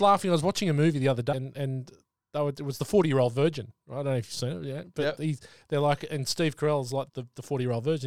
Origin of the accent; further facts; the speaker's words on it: Sydney, New South Wales, Australia; I'm from Sydney, from the Northern Beaches